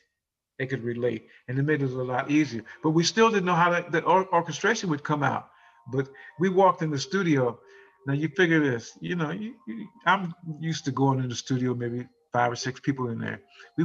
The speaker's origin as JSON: {"language": "English", "town": "San Diego", "region": "California", "country": "United States", "tie": "born or raised there", "said": "Growing up, I grew up in San Diego."}